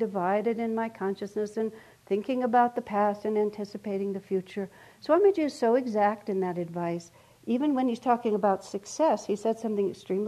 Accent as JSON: {"language": "English", "town": "El Paso", "region": "Texas", "country": "United States", "tie": "born or raised there", "said": "I grew up in El Paso, Texas"}